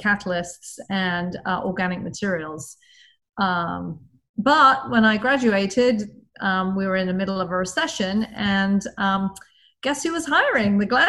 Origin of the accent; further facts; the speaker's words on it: Devon, South West England, United Kingdom; moved away as an adult; also born or lived in Cambridge; as you can probably tell from my accent, I'm from the UK. I was born and brought up in a county called Devon, which is in the southwest of England. Basically, it's farming country, and I used to live in a market town in the middle of Devon.